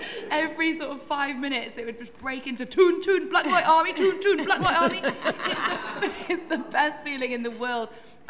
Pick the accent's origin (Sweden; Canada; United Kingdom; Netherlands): United Kingdom; Newcastle upon Tyne, North East England; moved away; Oh, so I grew up in Newcastle.